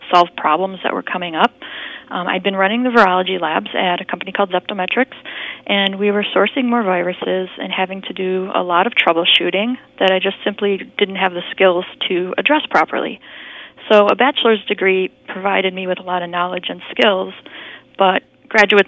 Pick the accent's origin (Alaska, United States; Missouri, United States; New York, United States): New York, United States; Buffalo; born and raised in Buffalo